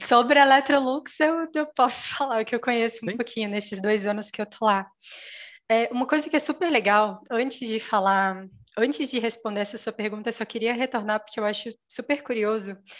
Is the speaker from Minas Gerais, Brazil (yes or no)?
yes; Minas Gerais, Brazil; eu sou mineira, né? Sou de Minas Gerais